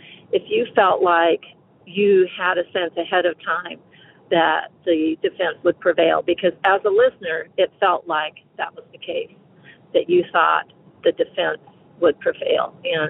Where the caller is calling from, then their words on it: North Carolina, United States; I'm calling from North Carolina.